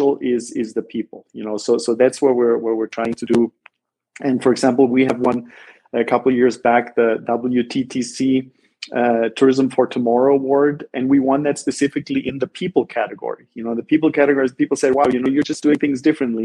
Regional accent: Black Forest, Baden-Württemberg, Germany; moved away as an adult; also born or lived in Ithaca, New York, United States; now in San Jose, Costa Rica; I grew up in Southern Germany. In the Black Forest

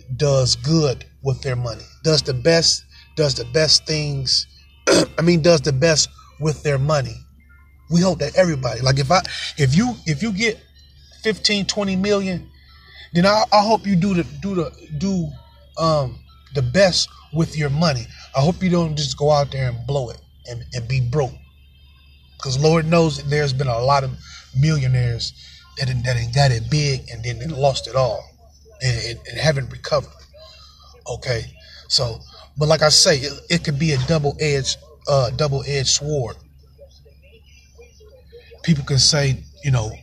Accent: Michigan, United States; I'm from Michigan

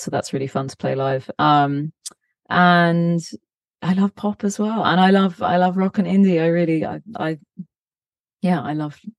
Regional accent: Cambridgeshire, East of England, United Kingdom; moved away as an adult; also born or lived in London; now in Los Angeles, United States; grew up in Cambridgeshire in a, in a you know decently sized town

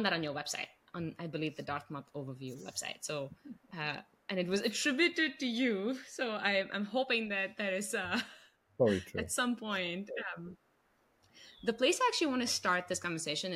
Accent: India; now in United States; I grew up in India, in Asian cultures

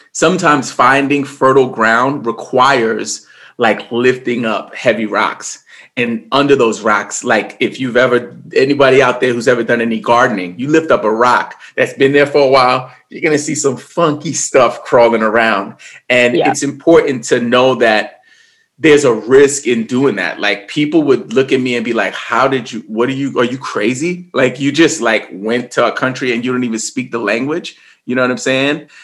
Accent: New York, United States; I grew up in New York in the late 80s, early 90s

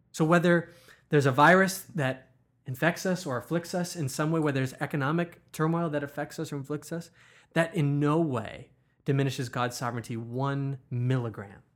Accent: United States; as American Christians

